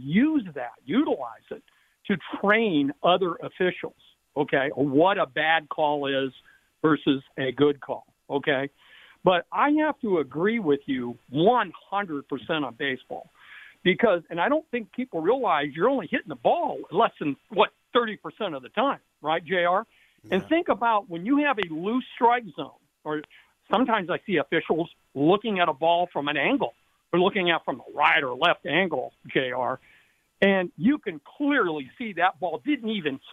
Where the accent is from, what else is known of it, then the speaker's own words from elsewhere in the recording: Denver, Colorado, United States; now in Oklahoma, United States; I'm from Denver